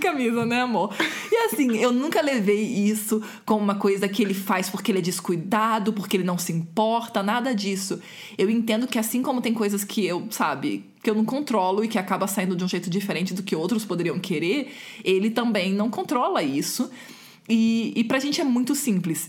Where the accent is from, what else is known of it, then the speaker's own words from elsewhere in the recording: Rio de Janeiro, Brazil; eu sou do Rio e a gente não chama bolacha, a gente chama de biscoito